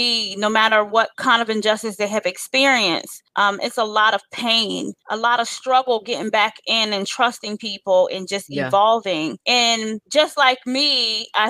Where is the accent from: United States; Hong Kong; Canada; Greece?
United States; Delaware; now in Newport News, United States; I live in Newport News, Virginia. I am from Delaware.